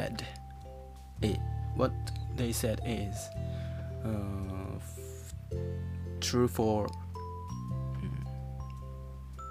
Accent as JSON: {"language": "English", "country": "Japan", "first_language": "Japanese", "second_language": "English", "said": "my language, Japanese"}